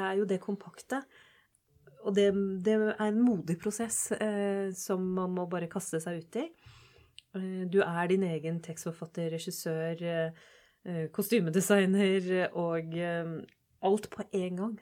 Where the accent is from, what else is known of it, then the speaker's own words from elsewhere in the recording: Oslo, Norway; jeg vokste opp på Holmlia